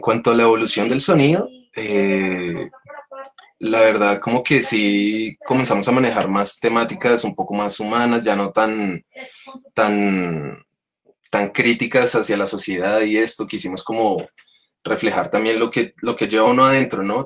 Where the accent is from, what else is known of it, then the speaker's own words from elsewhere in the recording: Bogotá, Colombia; Mike y yo somos de Osa